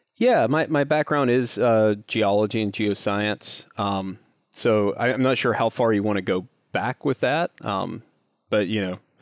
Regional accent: North Carolina, United States; I grew up in a little town in North Carolina, um, kind of in the, uh, in the foothills area

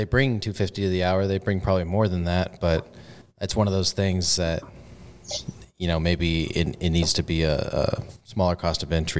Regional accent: San Antonio, Texas, United States; accent: Texan; also born or lived in Corpus Christi, Texas; I grew up around San Antonio. I moved to Corpus when I was 18, and that's like more of a beach city and a smaller city. I grew up in the suburbs

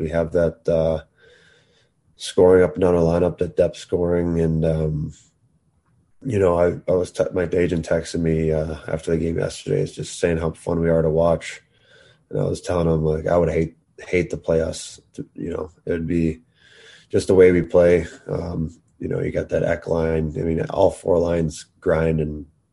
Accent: Chicago, Illinois, United States; also born or lived in South Carolina; you can say I grew up in Chicago, but at the same time, I felt most of my childhood was at the beach and the golf courses down there.

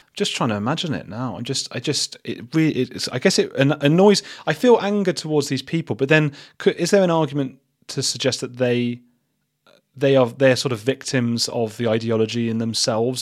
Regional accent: England, United Kingdom; I'm English

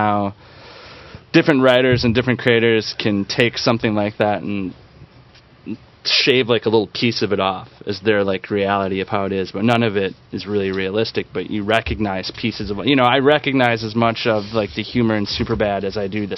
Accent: Green Bay, Wisconsin, United States; I'm from Green Bay, which isn't, you know, it's not a huge town.

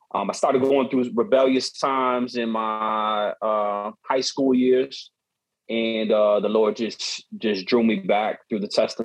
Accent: Chicago, Illinois, United States; my background, born and raised in Chicago. My father's from South America, Bolivia. My mother's from St. Louis, Missouri. They met here in Chicago and then lived here ever since.

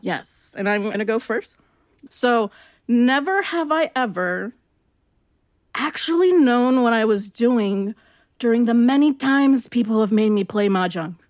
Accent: Long Beach, California, United States; I'm from Long Beach, which is, you know, in L A County

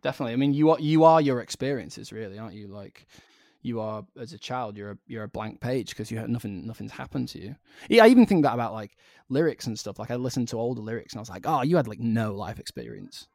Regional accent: Blackpool, North West England, United Kingdom; growing up in Blackpool, it was just quite a rough place

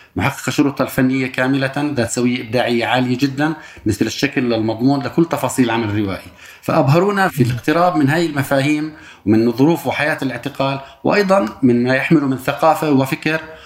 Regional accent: Palestine; احنا كشعب فلسطيني

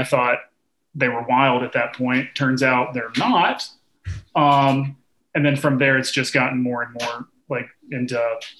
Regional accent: Tennessee, United States; moved away; I'm from Tennessee.

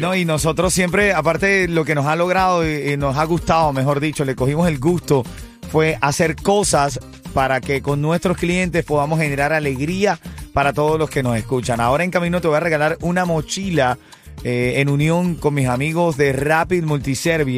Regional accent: Venezuela; moved away; en mi país, en Venezuela

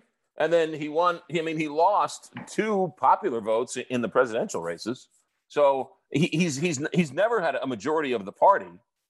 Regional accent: United States; I'm an American

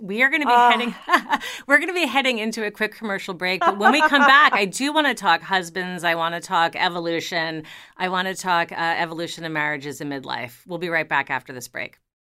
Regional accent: New York, United States; You know, I am a New Yorker. I have lived in New York.

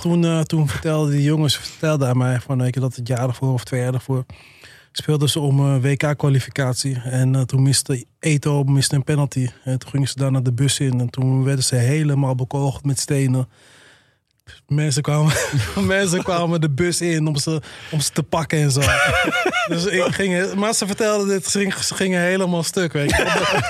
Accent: Alkmaar, North Holland, Netherlands; ik kom zelf ook uit Alkmaar, familie, vrienden wonen daar.

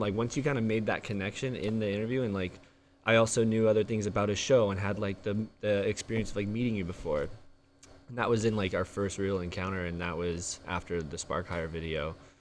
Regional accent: Santee, California, United States; born and raised in San T

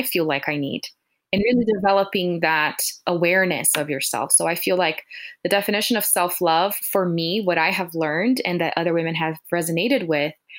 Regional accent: Brazil; I'm from Brazil, so that has been my background

